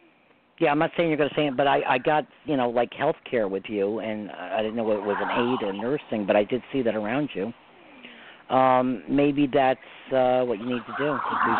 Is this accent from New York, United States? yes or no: yes; Westchester, New York, United States; moved away as an adult; now in Orange County, New York, United States; I'm in New York, too, but I'm in Orange County now. I'm from Westchester originally. I just moved to Orange County.